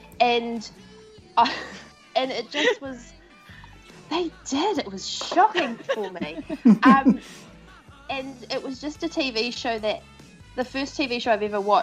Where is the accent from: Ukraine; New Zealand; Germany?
New Zealand